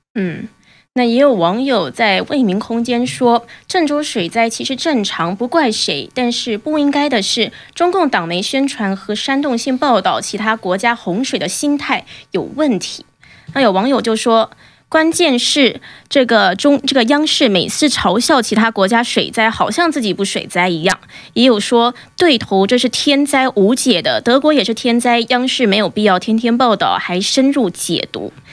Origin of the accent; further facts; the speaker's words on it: Taiwan; 我是台湾人